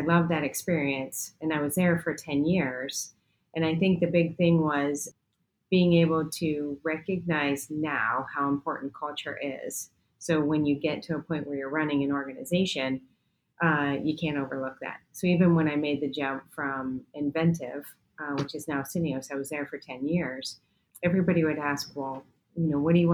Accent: New York, United States; I was born in New York, the whole family was.

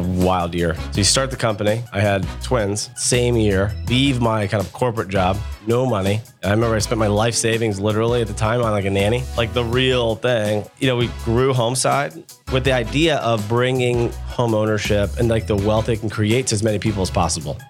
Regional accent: Akron, Ohio, United States; also born or lived in Columbus, Ohio; I grew up in Akron, Ohio, a town called Silver Lake

